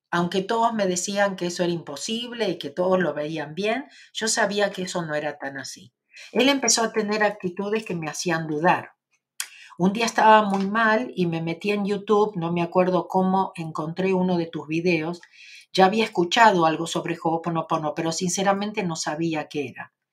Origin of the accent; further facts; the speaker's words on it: Argentina; soy de Argentina, como vos.